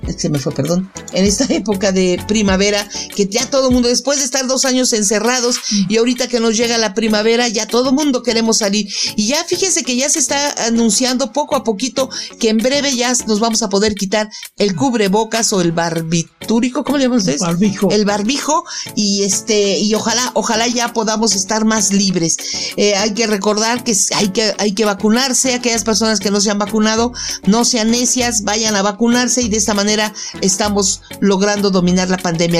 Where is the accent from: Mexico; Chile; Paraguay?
Mexico; los que nacimos en México nos sintamos orgullosos de nuestras raíces